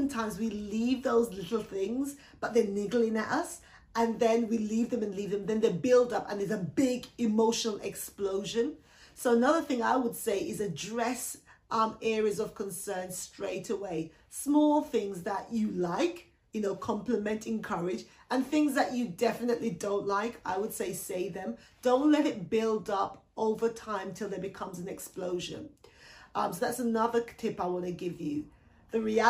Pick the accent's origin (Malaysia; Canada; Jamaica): Jamaica; now in United Kingdom; I was born in the Caribbean, so I was born in Jamaica